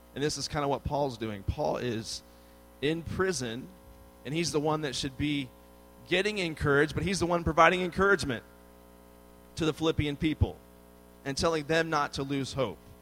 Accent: Washington, District of Columbia, United States; moved away as an adult; now in Texas, United States; I grew up in the Washington, D.C. area

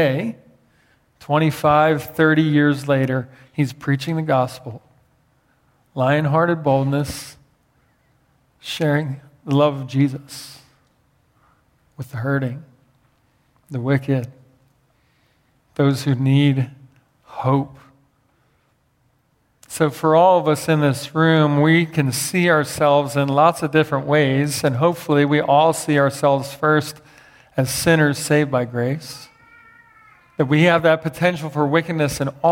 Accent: Philadelphia, Pennsylvania, United States; growing up in Philadelphia with a dad as a pastor

